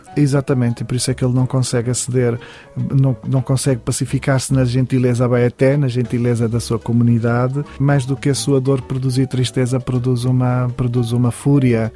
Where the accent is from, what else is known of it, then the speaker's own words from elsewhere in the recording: Portugal; não posso destituir-me de ser um escritor português